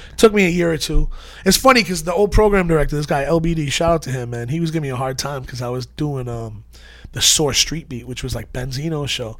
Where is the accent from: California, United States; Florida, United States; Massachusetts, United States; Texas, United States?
Massachusetts, United States; Methuen; moved away as an adult; also born or lived in Lawrence, Massachusetts / New Hampshire / Boston; now in New York, United States; I grew up in Methuen and Lawrence, Massachusetts.